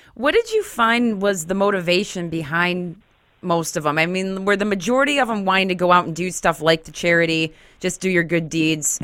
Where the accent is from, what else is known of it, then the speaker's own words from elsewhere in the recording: Grand Haven, Michigan, United States; also born or lived in Detroit, Michigan; I'm from Grand Haven, so just across from Lake Michigan